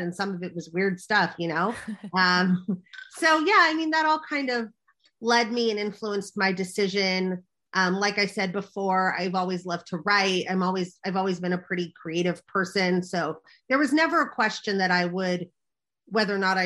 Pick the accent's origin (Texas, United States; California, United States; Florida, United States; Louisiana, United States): California, United States; Los Angeles; also born or lived in New York; I grew up in Los Angeles, or Hollywood, so to speak